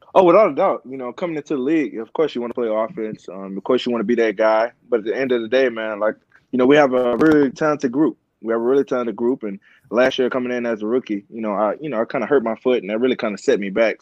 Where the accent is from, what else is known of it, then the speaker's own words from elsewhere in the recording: Houston, Texas, United States; I'm from Houston